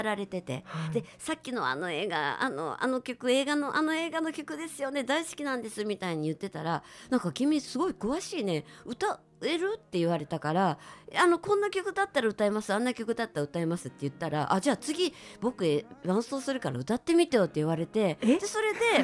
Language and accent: Japanese; Osaka, Japan; moved away as an adult; also born or lived in Tokyo; 私大阪出身なんですけれども